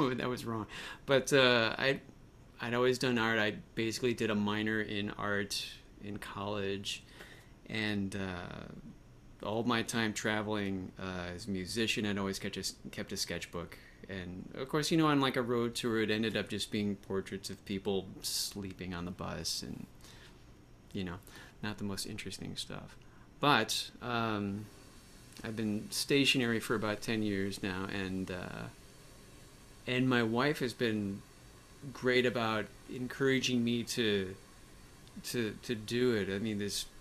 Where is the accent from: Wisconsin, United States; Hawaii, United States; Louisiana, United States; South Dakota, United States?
Wisconsin, United States; Milwaukee; moved away as an adult; now in Washington, D.C. area, United States; I'm from Milwaukee